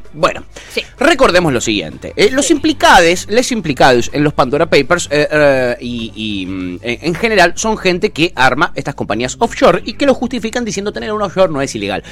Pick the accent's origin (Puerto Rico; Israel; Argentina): Argentina; Nosotros, los argentinos